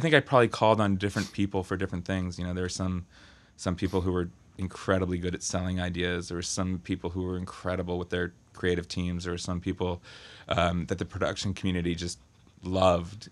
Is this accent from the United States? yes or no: yes; Berkeley, California, United States; I'm from, uh, Berkeley, California.